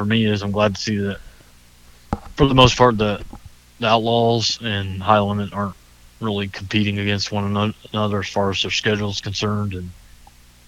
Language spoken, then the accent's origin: English; Lima, Ohio, United States; also born or lived in Dayton, Ohio; I grew up in Lima, which is like an hour and a half north of here off 75